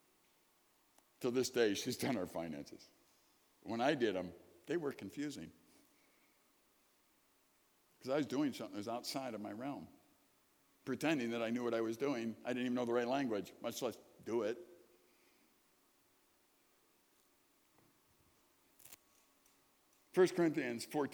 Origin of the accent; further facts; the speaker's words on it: Chicago, Illinois, United States; I grew up in Chicago, sirens all the time